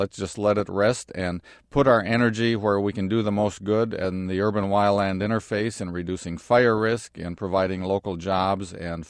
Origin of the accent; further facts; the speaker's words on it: Wisconsin, United States; the watersheds of the Appalachian Mountains, of my home state, of Wisconsin, the upper Midwest, that were clear-cut and burned back in the late 1800s